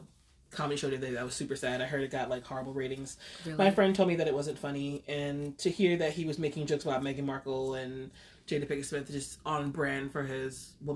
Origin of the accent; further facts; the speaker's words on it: Jamaica; because we're Jamaican.